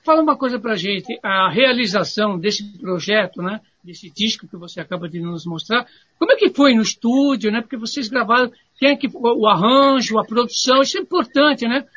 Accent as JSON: {"language": "Portuguese", "region": "São Paulo", "country": "Brazil", "tie": "born or raised there", "said": "nasci ele no, no Moinho Velho"}